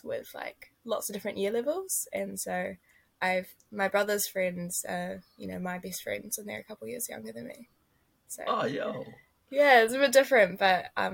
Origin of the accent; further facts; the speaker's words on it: Lincoln, Canterbury, New Zealand; I've grown up in Te Waihora, is like Ellesmere, so I grew up kind of Lincoln area